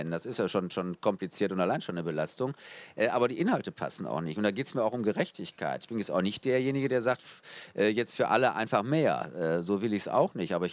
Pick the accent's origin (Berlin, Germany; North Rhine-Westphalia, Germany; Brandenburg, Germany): North Rhine-Westphalia, Germany; Essen; in äh, meiner Heimatstadt Essen ist jedes dritte Kind äh, in einer Hartz-IV-Familie wächst da auf.